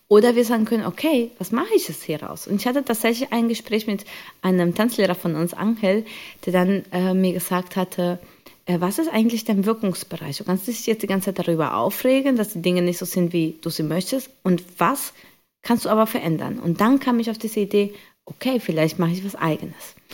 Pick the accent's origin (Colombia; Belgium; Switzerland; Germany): Colombia; Ich komme ursprünglich aus Kolumbien und habe da Salsa und Bachata ähm, gelernt äh, aus meiner Kindheit und mit meinen Geschwistern.